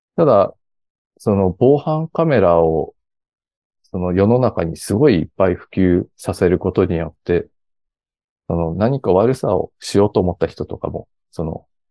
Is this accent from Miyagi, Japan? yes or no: yes; Ishinomaki, Miyagi, Japan; 出身が、あの、石巻市というすごい田舎の方出身でして